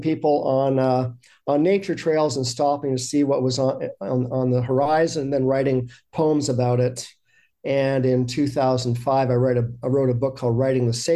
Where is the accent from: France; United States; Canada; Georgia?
Canada; I was from Canada